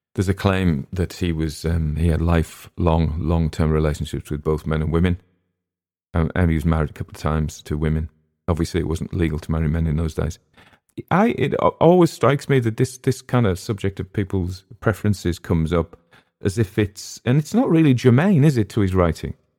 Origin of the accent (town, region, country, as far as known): England, United Kingdom